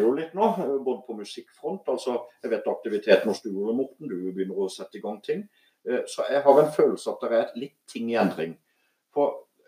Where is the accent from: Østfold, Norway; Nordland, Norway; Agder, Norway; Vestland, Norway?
Agder, Norway; Voksdalen, Vegusdal; jeg vokste opp mye her